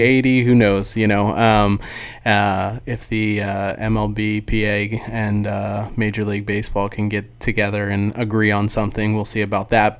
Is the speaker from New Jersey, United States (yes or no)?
yes; New Jersey, United States; now in Dallas, United States; I'm from New Jersey